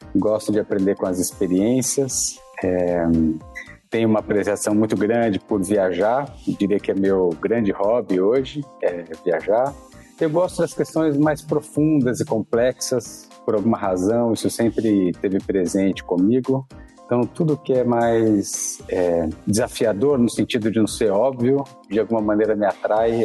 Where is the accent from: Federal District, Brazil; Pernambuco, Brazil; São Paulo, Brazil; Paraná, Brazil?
São Paulo, Brazil; sou aqui de São Paulo, da cidade de São Paulo, paulistano, sempre vivi aqui